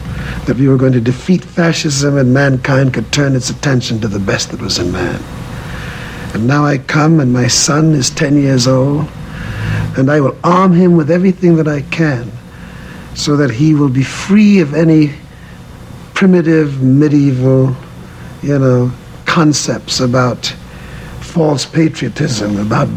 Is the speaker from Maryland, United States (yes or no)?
no; New York, United States; also born or lived in West Indies; I grew up in Harlem